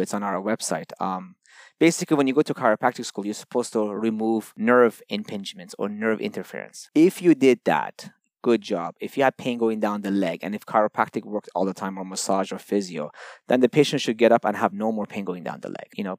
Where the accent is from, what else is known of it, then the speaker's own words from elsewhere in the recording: Toronto, Ontario, Canada; also born or lived in Iran; originally from Iran, but grew up in, um, Toronto ever since I was thirteen